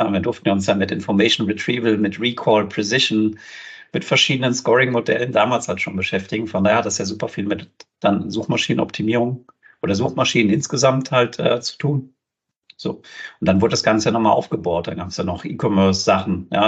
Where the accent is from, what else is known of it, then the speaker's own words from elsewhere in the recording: Riedstadt, Hesse, Germany; also born or lived in Groß-Gerau; ich bin äh, in Groß-Gerau damals geboren worden und dann in Riedstadt, also quasi eins Griesheim, Riedstadt, dann halt weiter Richtung Rhein, da bin ich aufgewachsen.